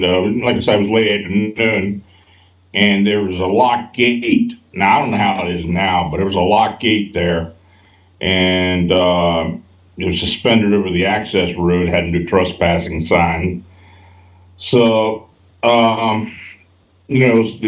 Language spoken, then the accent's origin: English; Hanover, Pennsylvania, United States; moved away as an adult; also born or lived in Baltimore, Maryland; I was born and raised in Hanover, and I moved away from there after I got out of high school, lived down in Baltimore around 40 years, and I just moved back